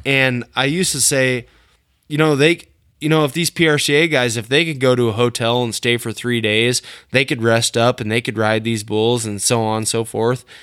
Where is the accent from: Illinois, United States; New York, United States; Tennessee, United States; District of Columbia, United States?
Illinois, United States; Western; the area I grew up in Western Illinois